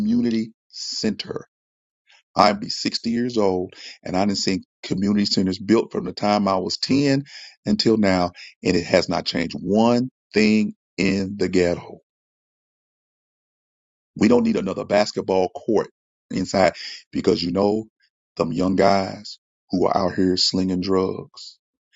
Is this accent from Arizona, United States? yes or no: no; St. Louis, Missouri, United States; I'm from St. Louis